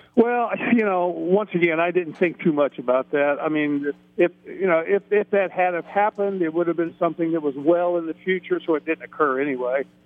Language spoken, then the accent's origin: English; Middletown, Ohio, United States; I'm from Middletown, Ohio, Middletown Middies